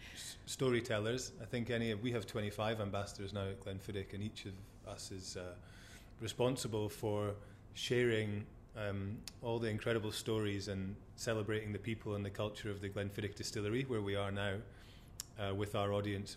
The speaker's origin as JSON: {"language": "English", "town": "Forres", "region": "Scotland", "country": "United Kingdom", "tie": "born or raised there", "also_born_or_lived": "Glasgow / Melbourne, Australia", "said": "born and bred in Forres"}